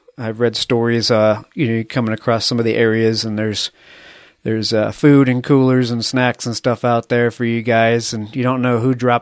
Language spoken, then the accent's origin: English; Connecticut, United States; I grew up on the East Coast in Connecticut